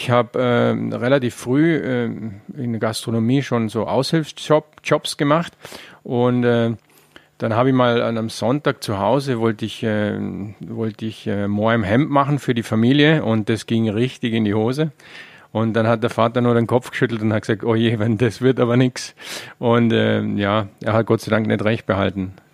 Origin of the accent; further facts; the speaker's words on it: Vorarlberg, Austria; Ne, speziell in Vorarlberg, wo ich herkomme, war es ja auch relativ arm, sehr lange auch.